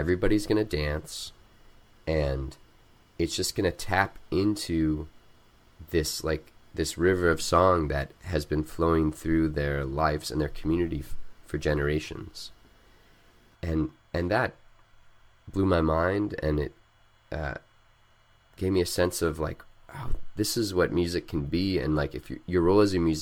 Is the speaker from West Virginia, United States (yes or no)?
no; Missouri, United States; also born or lived in Mexico; now in Charlottesville, United States; growing up in Missouri